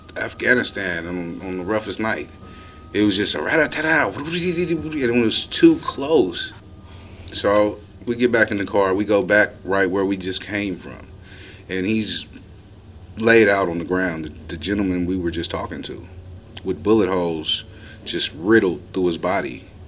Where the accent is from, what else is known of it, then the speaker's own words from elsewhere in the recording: Oakland, California, United States; I am born and raised, uh, Oakland, California, um, where I spent most of my childhood.